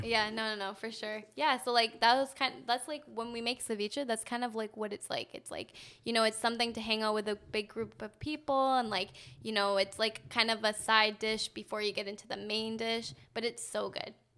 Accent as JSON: {"language": "English", "country": "Canada", "tie": "born or raised there", "said": "growing up in Canada"}